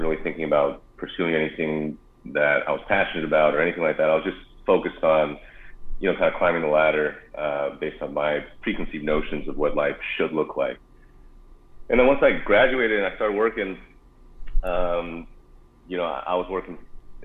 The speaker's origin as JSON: {"language": "English", "town": "Arcadia", "region": "California", "country": "United States", "tie": "born or raised there", "also_born_or_lived": "Davis, California", "said": "I grew up in Southern California, in Arcadia, California"}